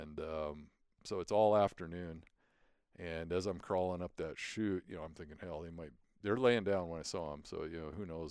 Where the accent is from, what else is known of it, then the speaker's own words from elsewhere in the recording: Billings, Montana, United States; also born or lived in Great Falls, Montana / Lewistown, Montana; I was born in Great Falls, and we lived in Lewistown for a while. And so, you know, growing up in Billings, going to high school here